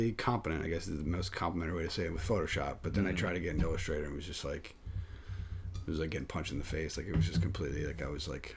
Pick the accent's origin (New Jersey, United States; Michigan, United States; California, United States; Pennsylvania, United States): Pennsylvania, United States; Philadelphia; now in Connecticut, United States; I'm from Philadelphia